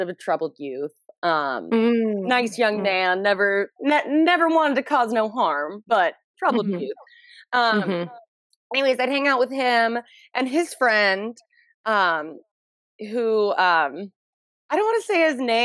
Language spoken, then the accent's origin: English; suburban Atlanta, Georgia, United States; we're in high school in suburban Atlanta, metro Atlanta, in a part of Georgia that we do not call Atlanta.